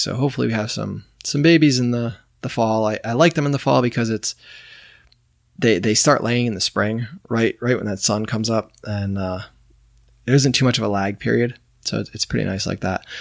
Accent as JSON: {"language": "English", "region": "New York", "country": "United States", "tie": "born or raised there", "moved": "yes", "said": "I grew up in New York"}